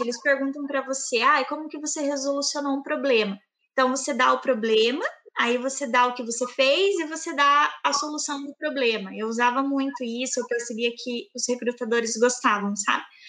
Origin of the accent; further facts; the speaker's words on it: Campo Largo, Paraná, Brazil; accent: southern; moved away; vocês vão perceber pelo meu sotaque, eu sou do sul. É uma, eu moro morava né, em Campo Largo, uma cidade pertinho de Curitiba, no Paraná.